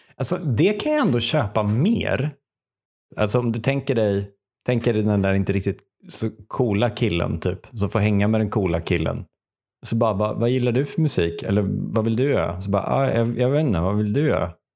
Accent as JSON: {"language": "Swedish", "country": "Sweden", "said": "Som svensk är man ju uppväxt, i alla fall som svensk man"}